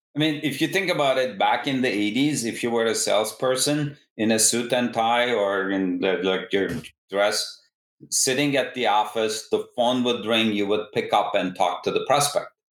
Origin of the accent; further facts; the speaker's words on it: Istanbul, Turkey; moved away as an adult; also born or lived in Massachusetts, United States / Berkeley, California, United States; originally, I come from Istanbul, Turkey.